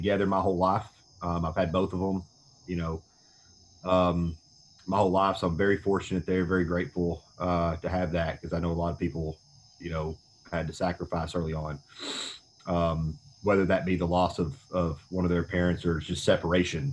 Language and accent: English; Tullahoma, Tennessee, United States; moved away as an adult; also born or lived in Chattanooga, Tennessee / Johnson City, Tennessee; I'm from a small town in southern Middle Tennessee called Tullahoma